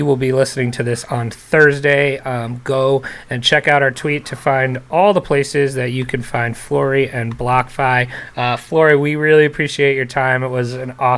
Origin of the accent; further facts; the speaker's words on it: New Jersey, United States; I grew up in New Jersey also